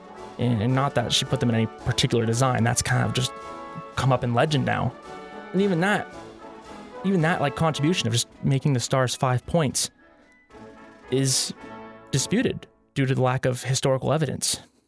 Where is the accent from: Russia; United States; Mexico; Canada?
United States; even as American growing up